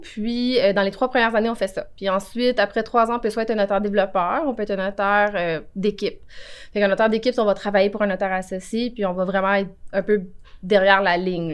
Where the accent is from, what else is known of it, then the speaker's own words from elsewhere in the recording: Cantley, Quebec, Canada; also born or lived in Buckingham, Quebec / Montreal; je suis née à Buckingham, Ok. mais je viens de... J'ai été élevée à Cantley